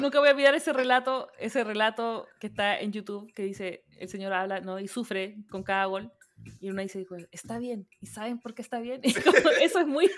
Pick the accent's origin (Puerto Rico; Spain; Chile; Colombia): Chile; central Chile; moved away as an adult; now in Montreal, Canada; yo crecí en el campo en Chile, en, una zona rural